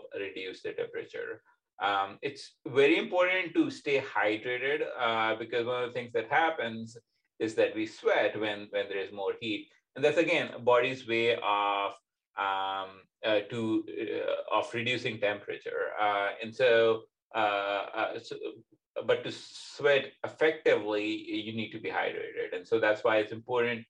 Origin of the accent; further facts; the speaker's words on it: Pakistan; now in Indiana, United States; being young, growing up in Pakistan, where it tends to be significantly hotter than, for example, here in America